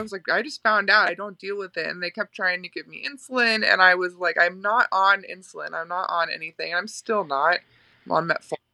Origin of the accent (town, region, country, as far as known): Florida, United States; moved away as an adult; also born or lived in Winnipeg, Canada; now in New York, United States